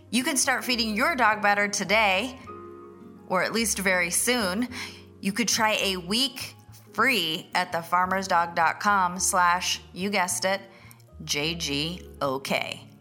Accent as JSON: {"language": "English", "town": "New York City", "region": "New York", "country": "United States", "tie": "born or raised there", "said": "I was born in Brooklyn"}